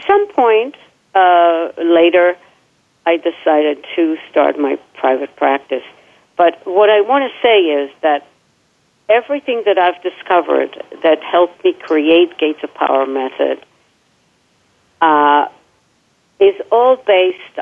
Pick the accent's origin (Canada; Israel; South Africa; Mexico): Israel; moved away; born and raised in Israel